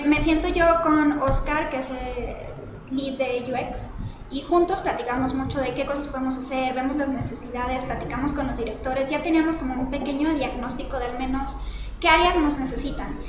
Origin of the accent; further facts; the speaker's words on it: Monterrey, Nuevo León, Mexico; moved away as an adult; now in Mexico City, Mexico; soy de Monterrey, empecé siendo diseñadora gráfica, estudié ahí en el CEDIM